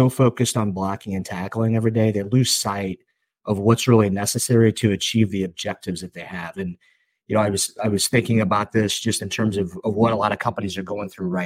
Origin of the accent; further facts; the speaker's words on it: St. Louis, Missouri, United States; I'm from St. Louis and we're a baseball town